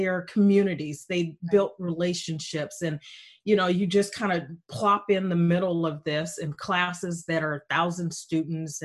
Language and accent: English; Berkeley, California, United States; I grew up in Berkeley